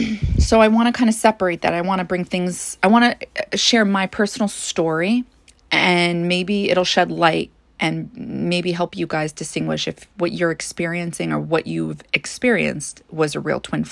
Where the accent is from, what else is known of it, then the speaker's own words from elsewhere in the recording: New York, United States; You know, I grew up in Long Island for the most part. I moved to several different places. But overall, I lived in Long Island for the majority of my childhood.